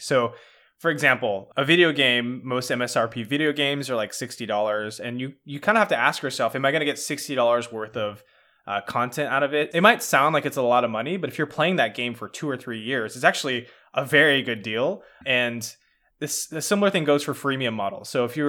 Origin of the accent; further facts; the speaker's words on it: California, United States; I grew up in Marin County, which is a pretty affluent area.